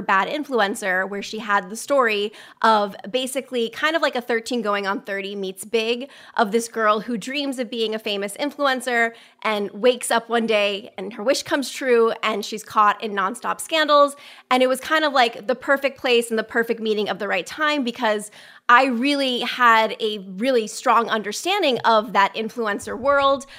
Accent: Westport, Connecticut, United States; my hometown of Westport, Connecticut

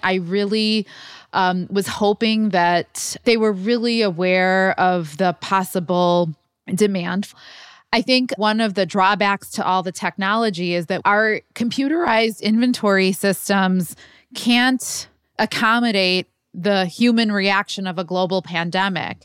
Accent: Chicago, Illinois, United States; Chicago is my hometown

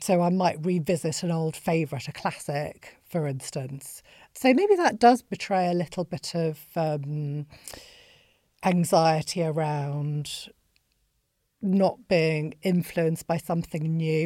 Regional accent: Bolton, North West England, United Kingdom; I grew up in Bolton

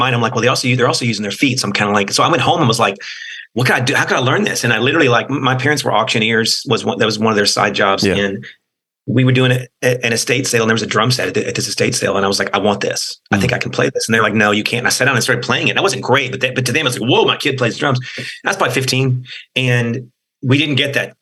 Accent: College Station, Texas, United States; We grew up in College Station

